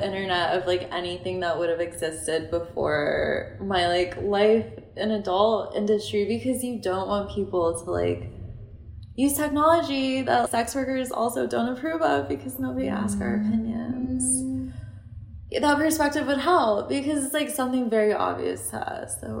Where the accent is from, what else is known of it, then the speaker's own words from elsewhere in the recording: United States; Like, we're biased. We're American.